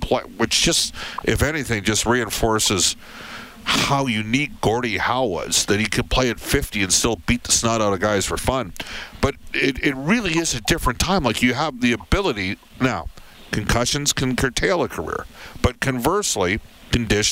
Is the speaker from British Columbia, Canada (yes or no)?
no; Edmonton, Alberta, Canada; I'm from Edmonton